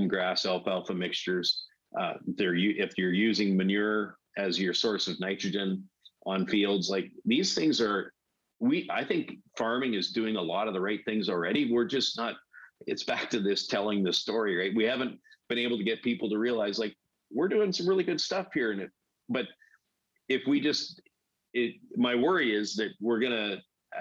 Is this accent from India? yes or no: no; Weldon, Saskatchewan, Canada; moved away as an adult; I grew up in Weldon, Saskatchewan, near Prince Albert, Saskatchewan